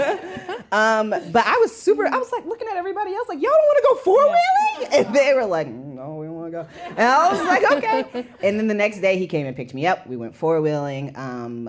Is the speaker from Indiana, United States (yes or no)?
yes; Indiana, United States; I'm from Indiana.